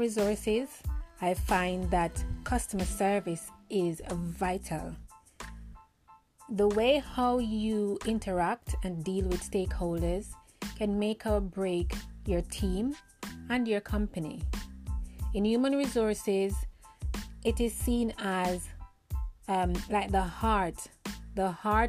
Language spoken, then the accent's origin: English; Jamaica; moved away as an adult; now in United Kingdom; I am a Jamaican at heart, as you can hear my accent. I live in the UK now for 10 years, and I am torn between my country, Jamaica, and living in the UK.